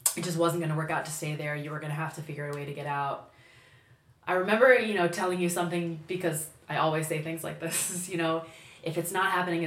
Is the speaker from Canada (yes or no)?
no; United States; moved away as an adult; now in Spain; grew up in the States